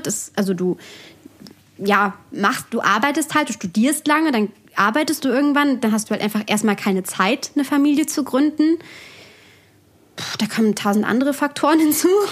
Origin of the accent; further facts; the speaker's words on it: Bergisches Land, near Cologne, North Rhine-Westphalia, Germany; moved away as an adult; now in Bavaria, Germany; ursprünglich aus NRW. Also aus, ich würde jetzt sagen, Köln, das stimmt nicht ganz. Es ist ein Ort, der ähm, neben Köln ist, also ein kleinerer Ort im Bergischen Land. Da bin ich aufgewachsen